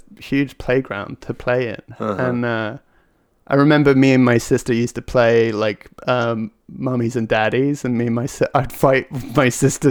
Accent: Hereford, West Midlands, United Kingdom; I'm from England. I'm from a small town right by Wales called Hereford

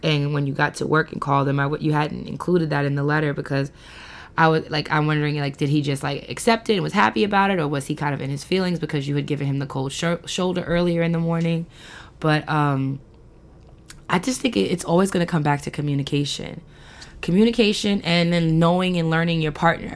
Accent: New York City, New York, United States; moved away as an adult; now in Baltimore area, United States; all these years growing up in New York, me living near the Belmont Race Park

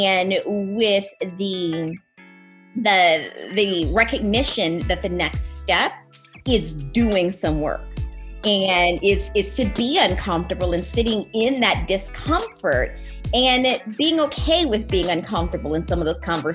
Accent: South Louisiana, United States; I was raised in South Louisiana

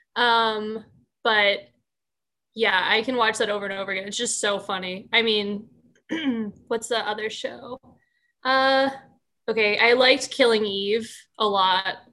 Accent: Bucks County, Pennsylvania, United States; moved away; I'm from Bucks County, Pennsylvania.

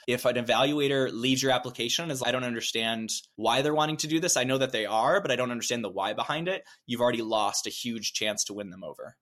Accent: Midwest, United States; as a Midwesterner

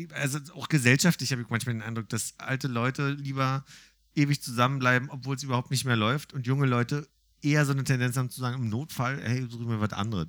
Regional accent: Berlin, Germany; gebürtiger Berliner

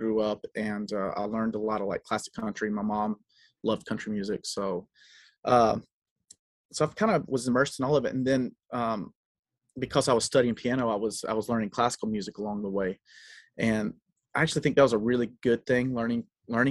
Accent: South Carolina, United States; moved away; I grew up in South Carolina

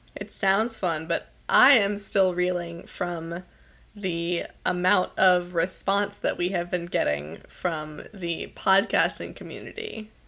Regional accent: Pacific Northwest, United States; I am from the Pacific Northwest.

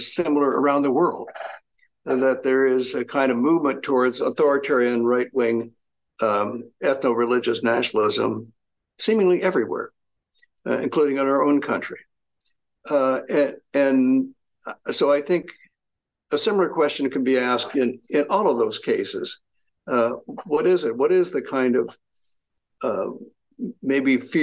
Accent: southern Illinois, United States; moved away; I grew up in the Midwest in southern Illinois, in an area that's more is closely allied culturally and socially to Kentucky and Arkansas and southern Missouri than it is to Chicago

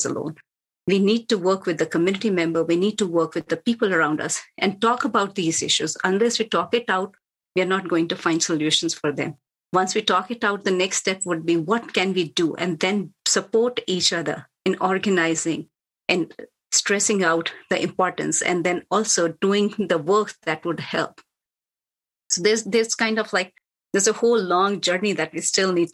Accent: India; moved away as an adult; now in United States; I'm from India. I have seen a lot of violence there when I was growing up

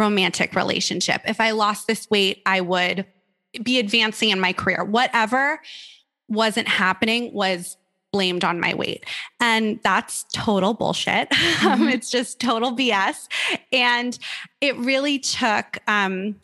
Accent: Malibu, California, United States; I grew up in Malibu, California, which is a beautiful little beach town

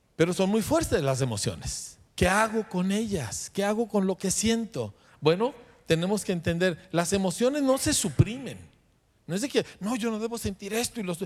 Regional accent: Mexico; a mí como mexicano

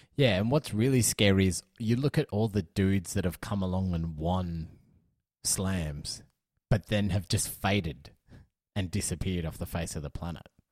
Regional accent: Australia; as an Australian

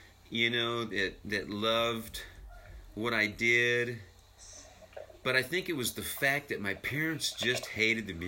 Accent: Boise, Idaho, United States; I moved to the big city of Boise, my hometown

